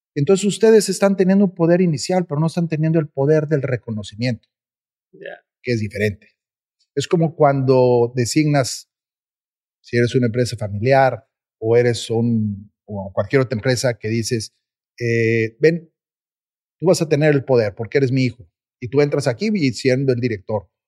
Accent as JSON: {"language": "Spanish", "country": "Mexico", "said": "nosotros como mexicanos"}